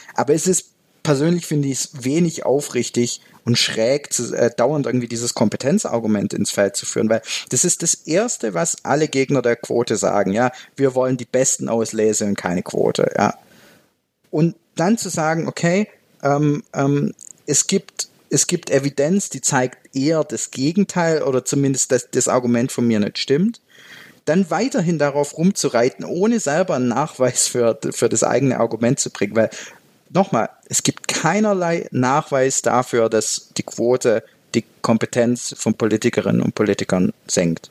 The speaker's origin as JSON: {"language": "German", "region": "Baden-Württemberg", "country": "Germany", "tie": "born or raised there", "moved": "as an adult", "lives_now": "Switzerland", "said": "meinen Heimatbundesland Baden-Württemberg"}